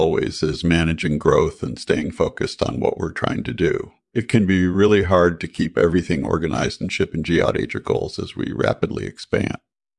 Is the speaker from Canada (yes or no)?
yes; Canada; born there; I was born in Canada in 1967